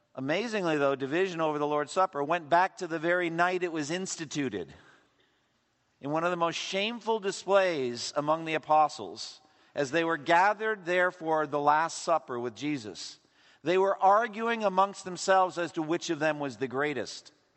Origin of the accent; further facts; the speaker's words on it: Eastern Massachusetts, United States; I was raised Roman Catholic in Eastern Massachusetts